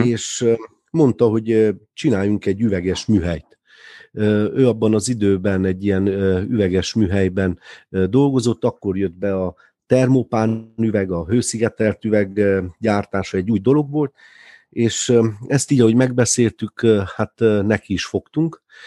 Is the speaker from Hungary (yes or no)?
no; Târgu Mureș, Mureș County, Romania; a Tudor negyedben, ahol mi is felnőttünk